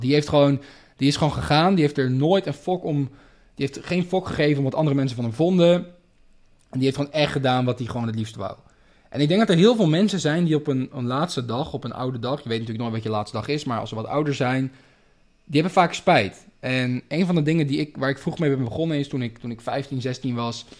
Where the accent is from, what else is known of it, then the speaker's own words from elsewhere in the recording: Amsterdam, North Holland, Netherlands; moved away as an adult; now in Spain; ik ben in Amsterdam geboren